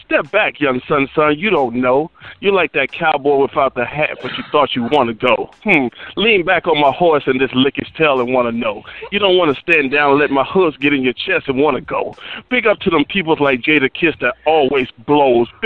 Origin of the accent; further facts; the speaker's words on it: Rock Hill, South Carolina, United States; I'm from Rock Hill, South Carolina, and we only got BET one hour a day because it was the Bible Belt and they banned MTV.